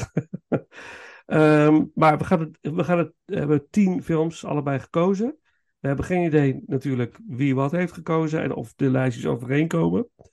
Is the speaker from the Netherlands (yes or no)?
yes; Netherlands; als Hollander